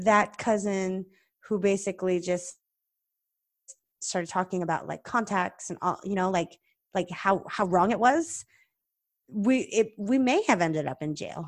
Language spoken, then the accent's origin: English; California, United States; also born or lived in Ohio; I grew up in California